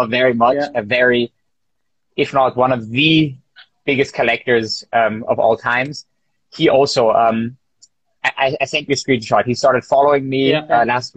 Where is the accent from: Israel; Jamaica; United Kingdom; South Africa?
Israel; now in Vienna, Austria; I'm from Israel, I'm from an Oriental family